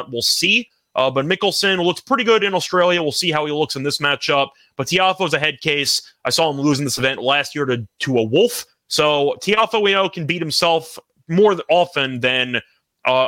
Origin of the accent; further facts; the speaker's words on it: United States; I am American